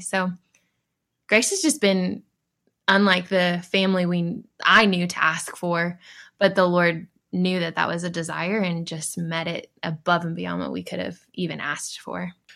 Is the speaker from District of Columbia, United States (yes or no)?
no; Dallas, Texas, United States; also born or lived in California; originally, I'm from, born in California, but originally, before here, at least, uh, Dallas area